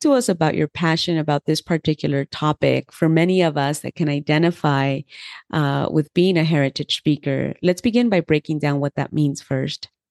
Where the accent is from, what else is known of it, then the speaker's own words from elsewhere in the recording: Los Angeles, California, United States; first language Spanish; English is a second language; I grew up in Los Angeles, so I was able to have the bilingual education